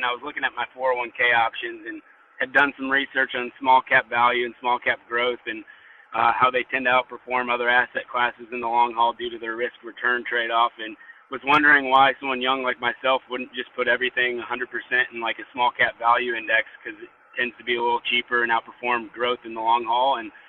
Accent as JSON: {"language": "English", "town": "Nashville", "region": "Tennessee", "country": "United States", "said": "I'm from Nashville, Tennessee."}